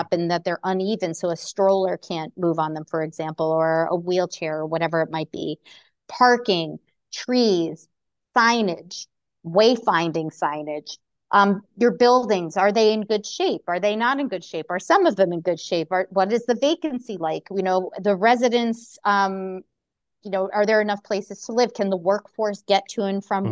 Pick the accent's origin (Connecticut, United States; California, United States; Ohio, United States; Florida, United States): Connecticut, United States; born and raised in Connecticut like myself